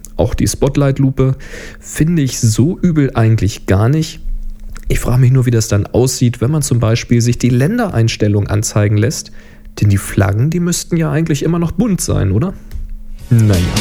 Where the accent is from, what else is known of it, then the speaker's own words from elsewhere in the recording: Germany; bei uns in Deutschland